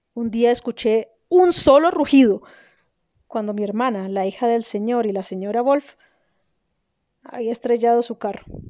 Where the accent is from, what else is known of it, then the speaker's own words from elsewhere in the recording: Colombia; also born or lived in Germany; una colombiana en Alemania